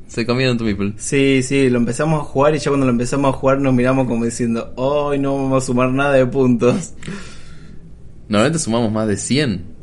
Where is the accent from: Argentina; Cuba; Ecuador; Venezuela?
Argentina; Bahía Blanca, Buenos Aires Province; ya lo hemos explicado, nosotros somos de Bahía Blanca, en Homoludens va a estar auspiciando eh, la instancia local acá en Bahía.